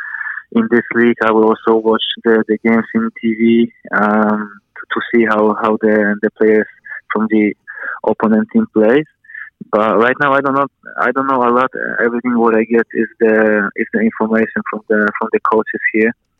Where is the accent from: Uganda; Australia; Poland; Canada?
Poland; now in New Zealand; I grew up in Poland